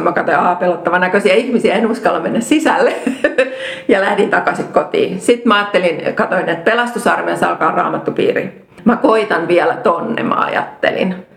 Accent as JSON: {"language": "Finnish", "town": "Rauma", "region": "Satakunta", "country": "Finland", "tie": "born or raised there", "said": "mä olen Raumalta kotoisin, eli syntynyt Raumalla"}